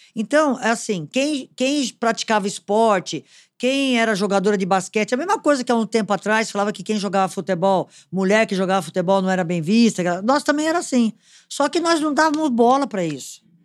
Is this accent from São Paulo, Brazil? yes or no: yes; Potirendaba, São Paulo, Brazil; Eu sou de uma cidade do interior de São Paulo, perto de São João do Rio Preto, chamada Potirendaba.